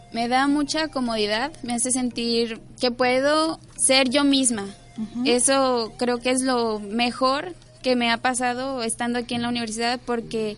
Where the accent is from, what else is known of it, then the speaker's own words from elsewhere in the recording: Tepic, Nayarit, Mexico; yo nací aquí en Tepic Nayarit y mi infancia la pasé, digamos que los primeros seis años de mi vida las pasé viviendo en diferentes colonias hasta que llegué a la colonia Morelos